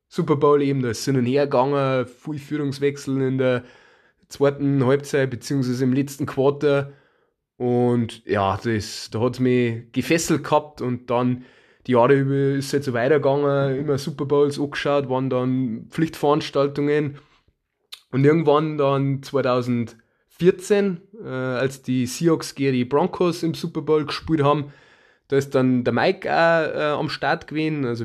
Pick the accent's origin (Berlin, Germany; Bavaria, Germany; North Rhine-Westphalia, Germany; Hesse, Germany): Bavaria, Germany; Ja, wie ihr äh, unschwer Herrenkinds äh, kommen wir aus Bayern